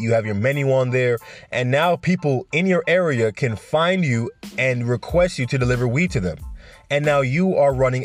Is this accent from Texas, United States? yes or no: no; New York, United States; accent: New York; also born or lived in Jamaica; I grew up here when I was 2 years old, so my accent is totally New York